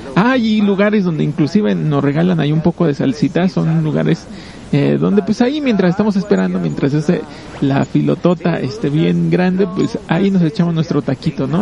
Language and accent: Spanish; Mexico; nosotros como mexicanos